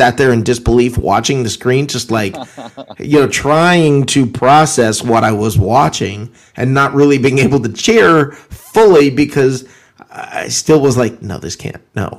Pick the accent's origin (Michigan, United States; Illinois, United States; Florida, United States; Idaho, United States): Florida, United States; Orlando; I grew up I grew up in Orlando